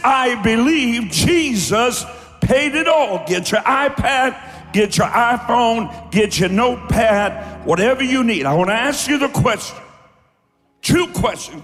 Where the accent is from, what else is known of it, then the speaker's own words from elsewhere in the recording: Kentucky, United States; also born or lived in Cleveland, Ohio; I'm from Kentucky